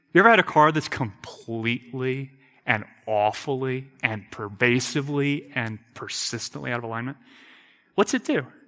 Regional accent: United States; I'm an American

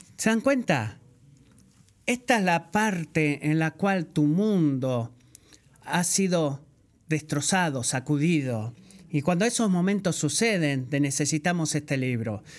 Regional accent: Puerto Rico; soy de Puerto Rico

